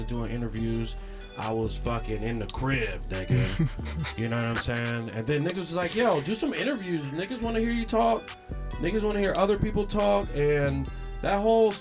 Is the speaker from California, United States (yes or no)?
no; Philadelphia, Pennsylvania, United States; I'm from Philadelphia